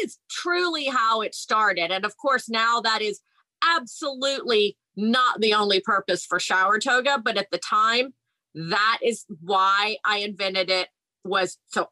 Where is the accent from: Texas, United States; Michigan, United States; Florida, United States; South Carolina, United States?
Texas, United States; Houston; moved away; I'm from Houston, Texas